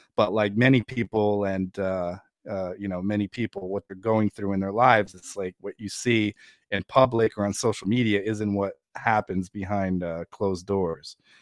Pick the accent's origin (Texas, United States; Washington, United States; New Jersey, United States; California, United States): New Jersey, United States; born or raised there; also born or lived in Ukraine